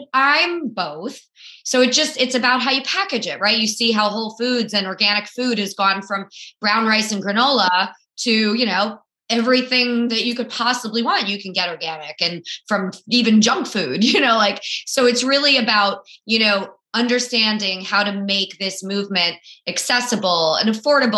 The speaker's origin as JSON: {"language": "English", "region": "South Florida", "country": "United States", "tie": "born or raised there", "said": "I grew up in South Florida"}